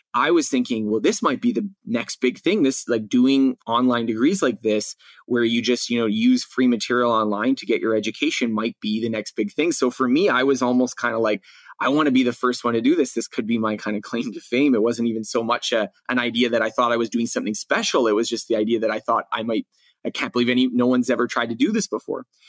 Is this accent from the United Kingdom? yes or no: no; Canada; I had taken just a little bit, you know, in grade school in, in growing up in Canada.